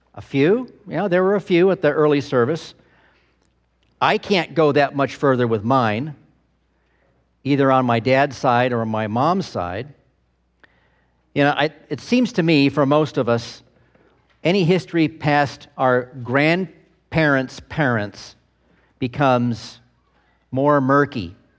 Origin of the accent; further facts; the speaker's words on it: United States; We Americans